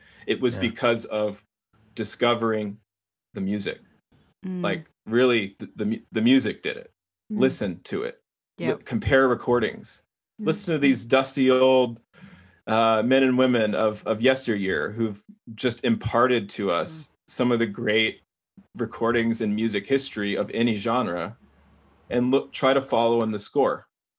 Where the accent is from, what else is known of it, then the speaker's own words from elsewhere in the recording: Texas, United States; I'm from Texas, and it's the most caloric thing you can possibly eat.